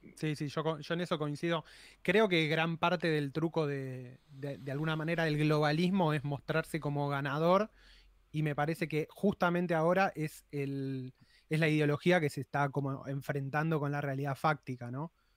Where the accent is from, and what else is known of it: Argentina